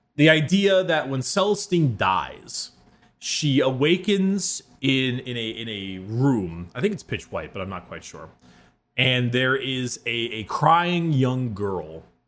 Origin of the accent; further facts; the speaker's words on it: United States; As an American